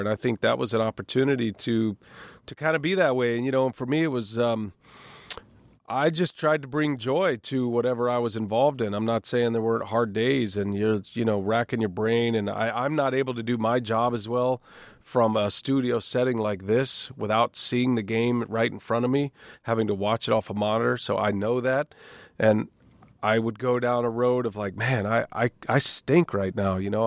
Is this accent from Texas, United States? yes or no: yes; Austin, Texas, United States; now in Wisconsin, United States; growing up in Texas